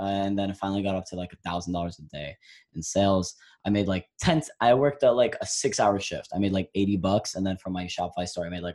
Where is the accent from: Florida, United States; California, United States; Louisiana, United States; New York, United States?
New York, United States; New York City; I'm from Brooklyn, New York, 17 years old